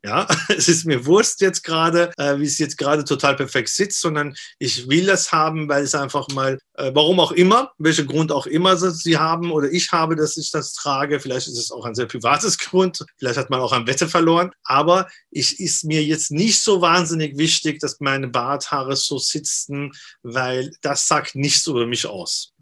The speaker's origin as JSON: {"language": "German", "country": "Iran", "also_born_or_lived": "Austria", "moved": "yes", "said": "ich komme ja aus dem Iran und ich bin ja äh, damals, äh, was Iran-Irak-Krieg war, geflüchtet und bin dann nach, nach Österreich erstmal"}